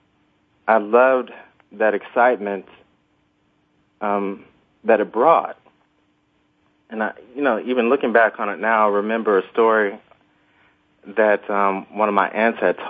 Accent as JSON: {"language": "English", "town": "Lansing", "region": "Michigan", "country": "United States", "tie": "born or raised there", "said": "I was born in Lansing, Michigan, and I have a very large family."}